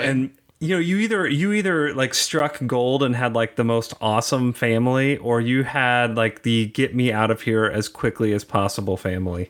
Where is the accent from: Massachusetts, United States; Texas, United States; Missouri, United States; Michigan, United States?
Missouri, United States; Kansas City; now in Kansas City, Kansas, United States; I grew up on the Missouri side, and I thought the Kansas people were, like, really weird, and now that I live on the Kansas side